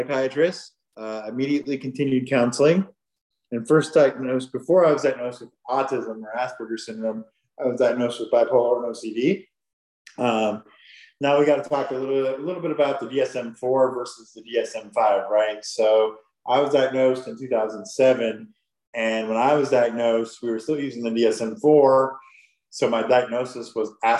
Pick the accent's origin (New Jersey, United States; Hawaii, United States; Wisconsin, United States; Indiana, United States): Indiana, United States; Huntington; now in Fishers, United States; I grew up in Huntington, Indiana, which is up north by Fort Wayne, Indiana